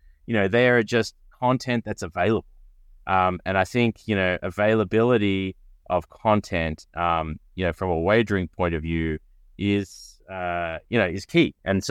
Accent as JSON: {"language": "English", "town": "Melbourne", "region": "Victoria", "country": "Australia", "said": "I started my career as a lawyer in Australia, where I'm from Melbourne, Australia"}